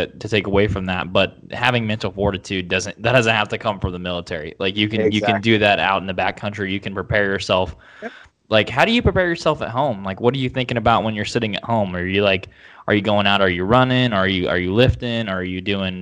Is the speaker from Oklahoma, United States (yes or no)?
yes; Oklahoma, United States; now in Texas, United States; my dad just won the chief of police election back at my hometown in Oklahoma. I live in Texas